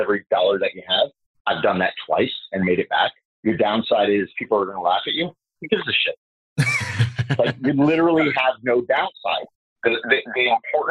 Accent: Fort Lauderdale, Florida, United States; also born or lived in Michigan; I was born in Michigan. That's where my dad's side of the family's from. And he was a Michigan State Trooper for 11 years. We moved to Fort Lauderdale when I was 3 years old

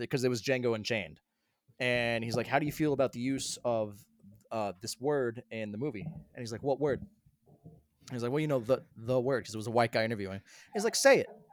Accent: Colorado, United States; now in South Carolina, United States; I grew up in Colorado

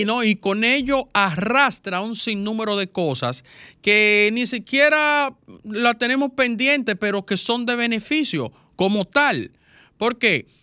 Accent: Dominican Republic; yo como dominicano

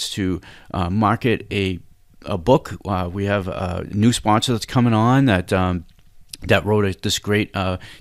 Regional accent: Cambridge, Massachusetts, United States; I was born in Cambridge, Mass., and I could see Fenway Park from where I grew up

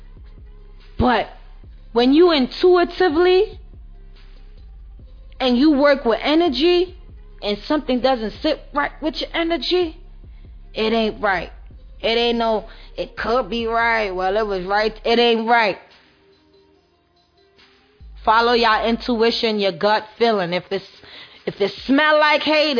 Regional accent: New York City, New York, United States; I'm from Brooklyn

